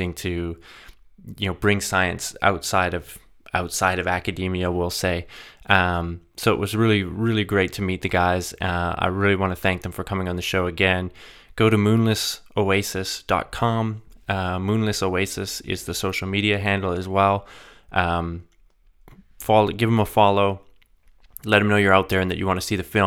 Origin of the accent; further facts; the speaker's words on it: Alberta, Canada; moved away; I'm from Alberta originally, but have lots of family on the West Coast